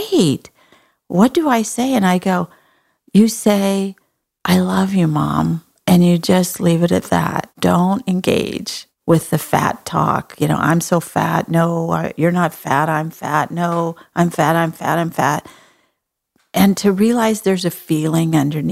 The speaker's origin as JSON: {"language": "English", "region": "Texas", "country": "United States", "said": "I'm from Texas."}